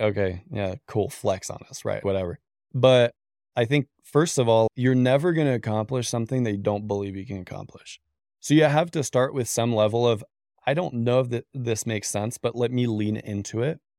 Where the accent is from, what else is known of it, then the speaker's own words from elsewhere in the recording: Canada; moved away as an adult; now in United States; I'm Canadian originally